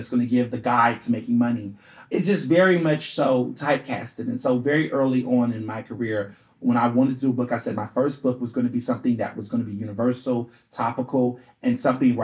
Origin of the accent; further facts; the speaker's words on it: Houston, Texas, United States; also born or lived in Chicago, Illinois; I was born in Chicago. My family's from Chicago, but I grew up in Houston, Texas most of my life